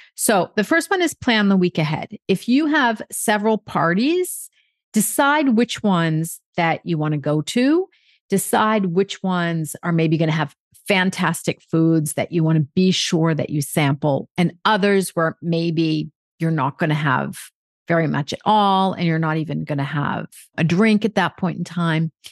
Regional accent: United States; now in France; I'm American

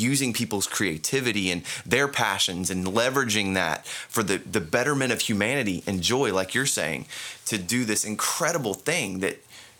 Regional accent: Central Florida, United States; growing up in Central Florida

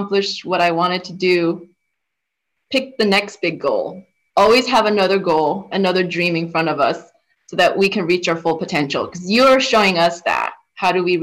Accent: New Jersey, United States; I'm from New Jersey

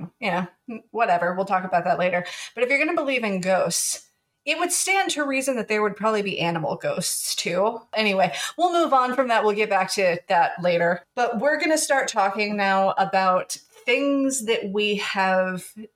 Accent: the Ozarks, Missouri, United States; moved away as an adult; also born or lived in Oklahoma; now in Washington, United States; the area that Otto and I grew up in the Ozarks

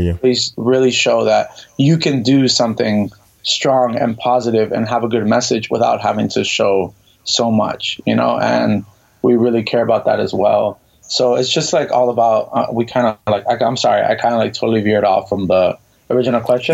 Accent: Miami, Florida, United States; moved away as an adult; now in New York, United States; I am originally from Miami, Florida, born and raised.

